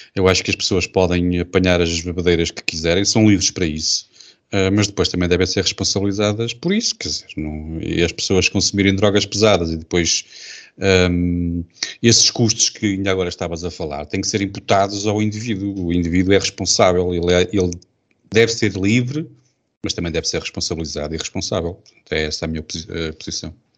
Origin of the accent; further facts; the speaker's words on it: Portugal; sou português